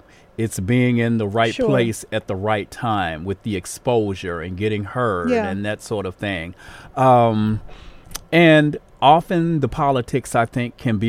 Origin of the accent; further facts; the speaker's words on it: Baltimore, Maryland, United States; moved away as an adult; now in Chicago, United States; I grew up in that area.